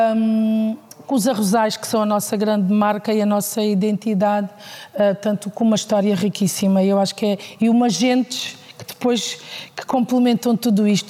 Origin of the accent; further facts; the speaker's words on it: Alcácer do Sal, Alentejo, Portugal; Alcácer do Sal é, é difícil falar de, da minha terra